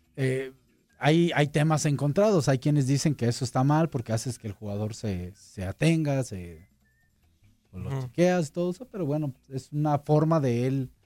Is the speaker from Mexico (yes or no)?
yes; La Piedad, Michoacán, Mexico; moved away as an adult; also born or lived in Guadalajara; allá en mi tierra, en, en, La Piedad, en Michoacán